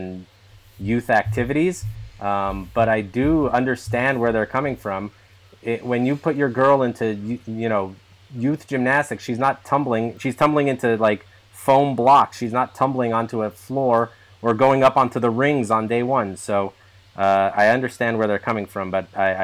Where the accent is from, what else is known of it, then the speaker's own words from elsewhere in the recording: Northeast Pennsylvania, United States; I'm from Northeast Pennsylvania, coal country